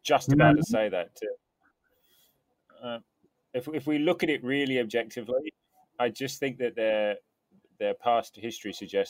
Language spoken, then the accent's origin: English; England, United Kingdom; as an Englishman